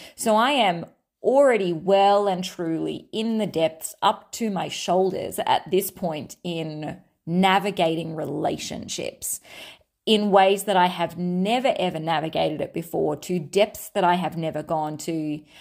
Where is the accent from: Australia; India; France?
Australia; I'm Australian, Australian